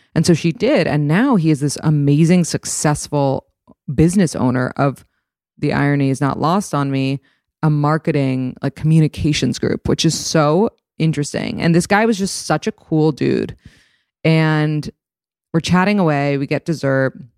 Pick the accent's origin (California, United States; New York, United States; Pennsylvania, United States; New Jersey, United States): New York, United States; New York City; I grew up in New York City